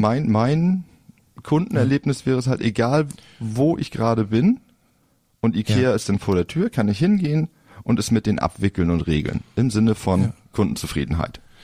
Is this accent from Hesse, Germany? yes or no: no; Flensburg, Schleswig-Holstein, Germany; ich komme ja aus Flensburg, altes Gymnasium damals